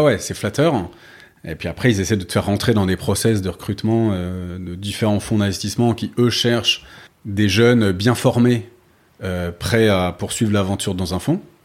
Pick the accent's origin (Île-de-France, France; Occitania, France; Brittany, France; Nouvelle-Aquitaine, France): Île-de-France, France; Paris; also born or lived in London / Bordeaux / Malaysia / New York; je suis né à Londres, mais ensuite j'ai grandi euh, Bordeaux au tout début, puis Paris essentiellement